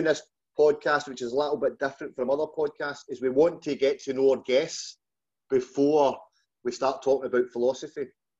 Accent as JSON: {"language": "English", "area": "just outside Glasgow", "region": "Scotland", "country": "United Kingdom", "said": "our grasp of the English language is not always the best. And especially mine, Colin, as you know, from where I'm from, just outside Glasgow."}